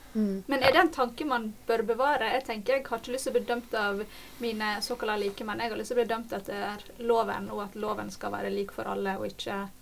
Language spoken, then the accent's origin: Norwegian; Norway; en nordmann i Norge